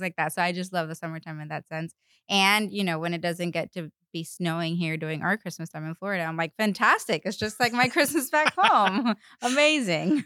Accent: Paraguay; English is a second language; moved away; I was born and raised in Paraguay

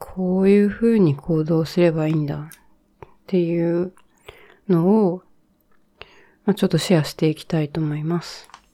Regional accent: Japan; 日本で育ったんですけど

